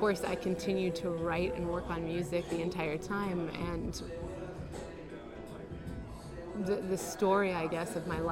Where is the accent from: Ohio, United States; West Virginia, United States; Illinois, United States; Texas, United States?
Illinois, United States; moved away as an adult; now in New York, United States; my hometown in Illinois.